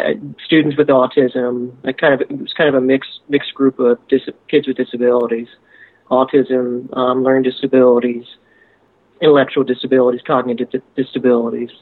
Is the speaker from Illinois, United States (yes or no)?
no; Harrisburg, Pennsylvania, United States; moved away as an adult; also born or lived in Kansas; I grew up in Harrisburg, Pennsylvania